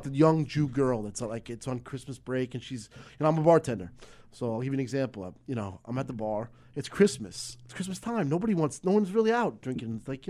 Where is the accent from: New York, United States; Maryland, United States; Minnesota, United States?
New York, United States; West Islip; also born or lived in Lindenhurst, New York; I was born in West Islip, New York.